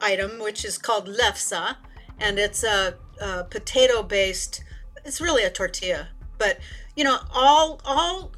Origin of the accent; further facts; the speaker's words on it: South Dakota, United States; moved away; also born or lived in California; I grew up in South Dakota, spent my summers in North Dakota, where my parents came from.